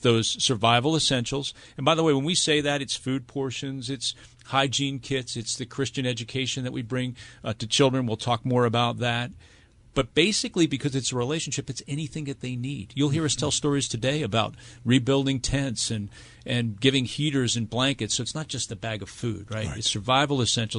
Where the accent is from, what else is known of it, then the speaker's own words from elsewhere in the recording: United States; As an American